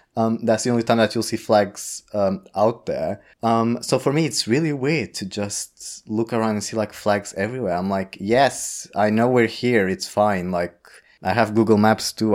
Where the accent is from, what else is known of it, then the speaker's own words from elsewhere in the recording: Portugal; English is a second language; now in London, United Kingdom; I am Portuguese from Portugal.